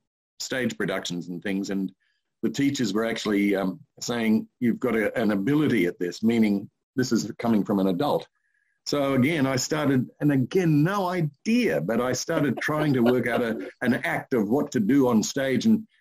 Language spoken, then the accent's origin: English; Sydney, New South Wales, Australia; in Sydney on the East Coast.